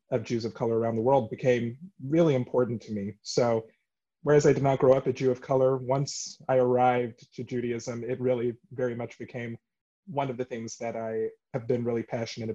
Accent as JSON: {"language": "English", "town": "Dallas", "region": "Texas", "country": "United States", "tie": "born or raised there", "also_born_or_lived": "Oberlin, Ohio", "said": "I grew up right outside of Dallas, Texas"}